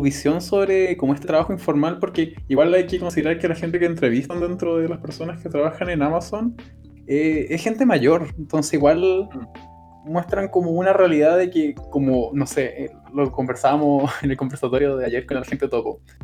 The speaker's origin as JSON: {"language": "Spanish", "country": "Chile", "said": "nosotros somos chilenos"}